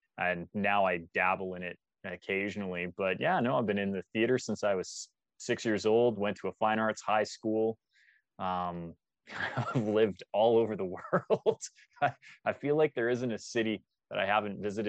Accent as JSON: {"language": "English", "town": "Calgary", "region": "Alberta", "country": "Canada", "tie": "born or raised there", "said": "Born and raised in Calgary, Alberta"}